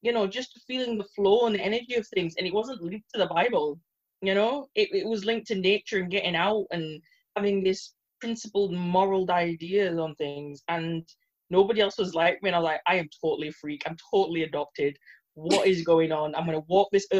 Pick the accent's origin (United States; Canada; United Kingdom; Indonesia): United Kingdom; Bradford, Yorkshire and the Humber; moved away as an adult; also born or lived in Edinburgh; now in Aberdeen, United Kingdom; I had a choice whether to go and stay in my hometown of Bradford or go to Scotland